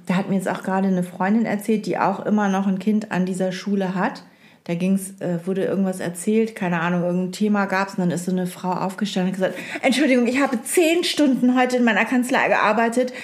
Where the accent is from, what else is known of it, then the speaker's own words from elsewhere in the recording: East Frisia, Lower Saxony, Germany; ich bin Ostfriesin.